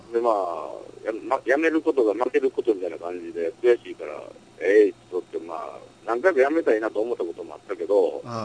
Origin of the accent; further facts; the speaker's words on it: Osaka, Japan; 僕はの出身大阪やから